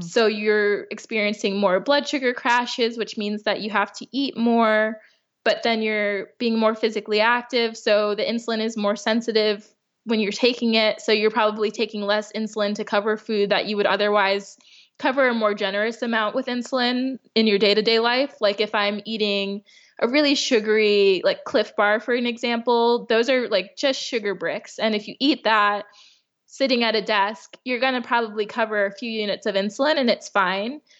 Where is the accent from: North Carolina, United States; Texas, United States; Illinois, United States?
Illinois, United States; Chicago; moved away as an adult; now in California, United States; being from the Midwest. I'm from Chicago.